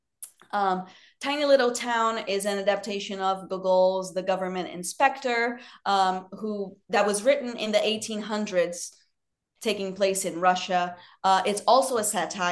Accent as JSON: {"language": "English", "region": "Rio de Janeiro", "country": "Brazil", "tie": "born or raised there", "second_language": "English", "moved": "as an adult", "lives_now": "United States"}